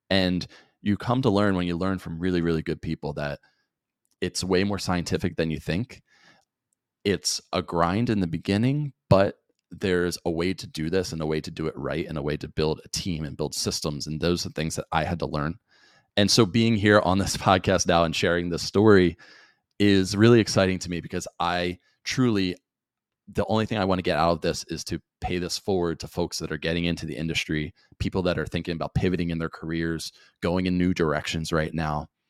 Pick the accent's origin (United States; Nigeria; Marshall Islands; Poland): United States; New Jersey; growing up in South Jersey